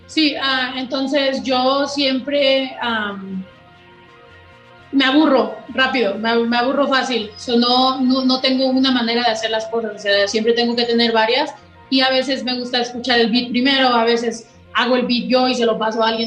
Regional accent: Mexico; yo por eso siempre he querido destacar y decir soy mexicana y en cada canción lo digo porque quiero que sepa que es un orgullo

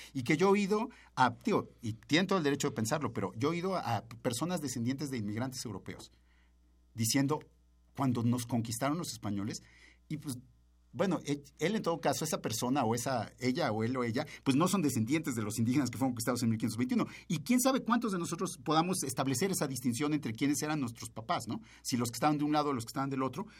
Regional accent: Mexico; los mexicanos tenemos bastante seguro quiénes somos

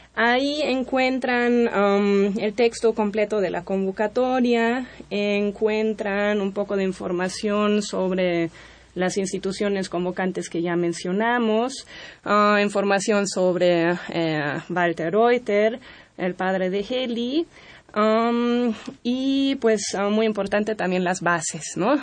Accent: Germany; Spanish is a second language; now in Mexico; a mí como alemana

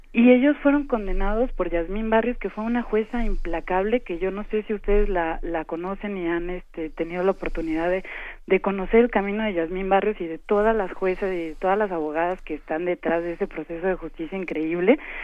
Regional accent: Chiapas, Mexico; soy chiapaneca

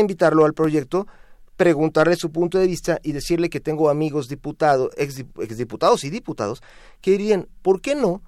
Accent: Mexico; como todo mexicano

